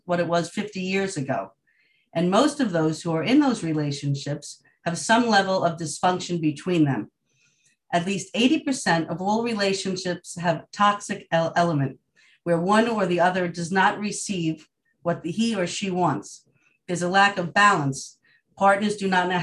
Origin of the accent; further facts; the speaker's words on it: Long Island, New York, United States; I'm from Long Island, New York.